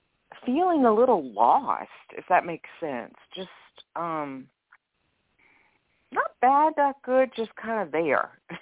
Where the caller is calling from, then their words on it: Louisiana, United States; from Louisiana.